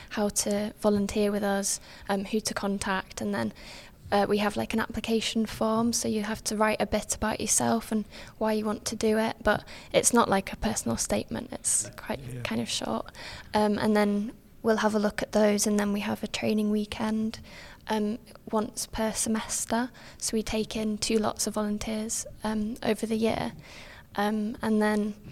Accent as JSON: {"language": "English", "region": "Yorkshire and the Humber", "country": "United Kingdom", "moved": "as an adult", "lives_now": "Bath, United Kingdom", "said": "I come from Yorkshire"}